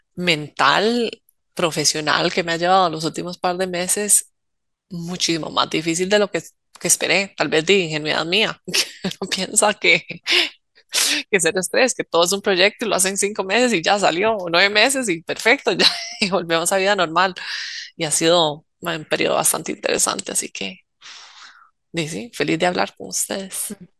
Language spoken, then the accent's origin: Spanish; Costa Rica; como uno siendo tico